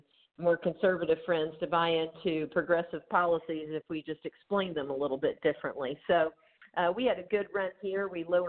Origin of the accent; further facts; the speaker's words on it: Atlanta, Georgia, United States; moved away as an adult; now in Columbus, United States; Well, I was born and raised in Atlanta. Of course, my parents, my mom is from central South Georgia, sort of the Colquitt County, Moultrie, Thomasville area. So I've got family all over the state.